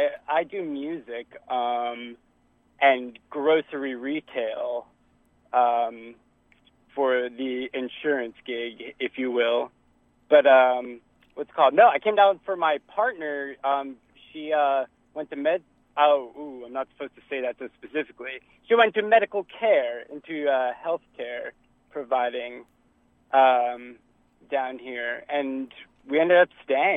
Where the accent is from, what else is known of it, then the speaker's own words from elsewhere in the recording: New Jersey, United States; moved away as an adult; now in Atlanta, United States; I'm a Yankee originally. I'm from Jersey.